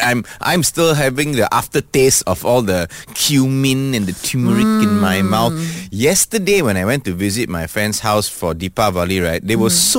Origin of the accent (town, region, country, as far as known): Malaysia